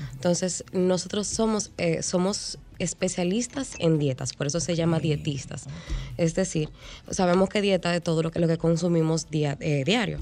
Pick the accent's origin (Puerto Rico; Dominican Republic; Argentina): Dominican Republic; nosotros como sociedad dominicana